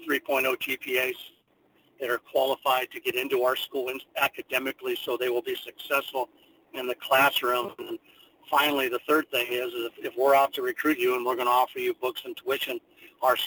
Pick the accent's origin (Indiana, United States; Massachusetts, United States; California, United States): California, United States; now in Kansas, United States; I'm a Californian myself